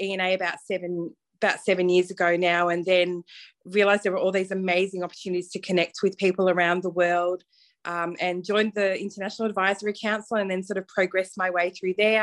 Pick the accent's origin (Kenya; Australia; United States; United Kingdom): Australia; Melbourne, Victoria; probably people can hear from my accent, I'm not from the USA, so I am from Melbourne, Australia. I started my career here in Melbourne